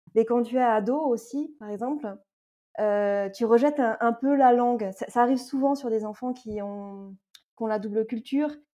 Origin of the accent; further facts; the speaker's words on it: Paris region, Île-de-France, France; moved away as an adult; also born or lived in Toulouse, France; now in Madrid, Spain; je suis née, j'ai grandi en région parisienne, donc je viens de l'Est parisien et je suis franco-espagnole